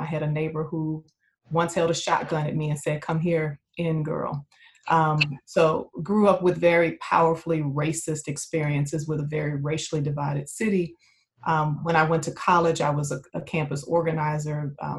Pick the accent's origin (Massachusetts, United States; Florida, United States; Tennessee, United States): Tennessee, United States; Memphis; I grew up in Memphis, Tennessee. My parents are both were both civil rights activists.